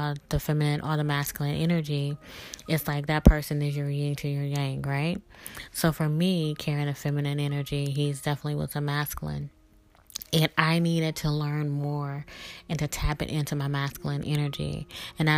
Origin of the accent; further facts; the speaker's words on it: the South, United States; Growing up in the South and being a Southern belle, I always was raised to be very polite